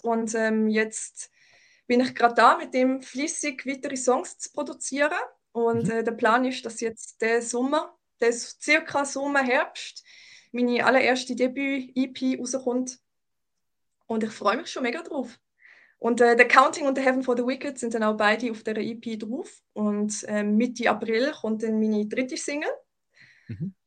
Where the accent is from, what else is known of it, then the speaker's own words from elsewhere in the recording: Baden, Aargau, Switzerland; also born or lived in Germany; ich bin in Deutschland geboren, aber ich bin da in, ähm, in der Region Baden aufgewachsen und lebe da jetzt schon seit ähm, 22, 23 Jahren.